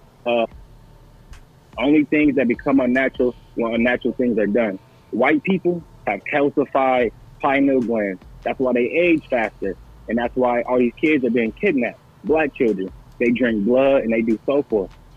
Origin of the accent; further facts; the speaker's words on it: Toledo, Ohio, United States; now in Austin, United States; I'm from Toledo